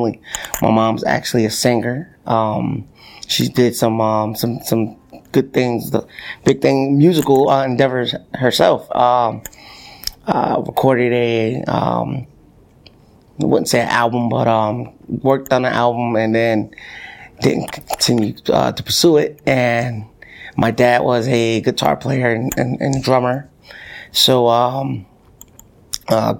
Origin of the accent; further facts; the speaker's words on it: Connecticut, United States; growing up in Connecticut